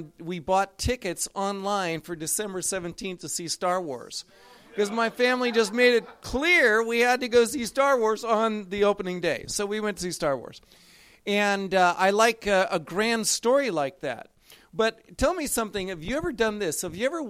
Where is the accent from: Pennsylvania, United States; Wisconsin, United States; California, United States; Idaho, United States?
California, United States; Los Angeles; I'm from Los Angeles. My parents are from Los Angeles. And when I was 6 years old, my parents joined a congregation